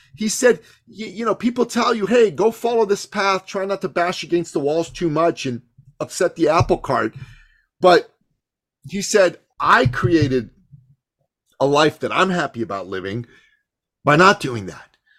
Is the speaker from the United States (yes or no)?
no; Iran; moved away; also born or lived in Canada; I come from the Middle East. I'm, I'm from Iran